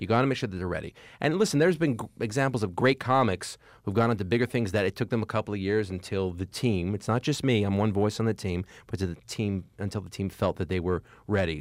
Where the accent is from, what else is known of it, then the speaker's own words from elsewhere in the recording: Montreal, Quebec, Canada; moved away as an adult; also born or lived in New York; I happen to have been born and raised in Montreal. That's where I'm from.